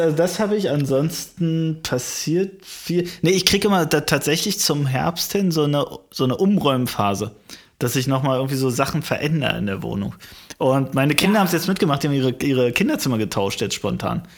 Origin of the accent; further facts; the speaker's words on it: deep East, eastern Germany, Germany; meiner Heimatstadt, wirklich im tiefsten Osten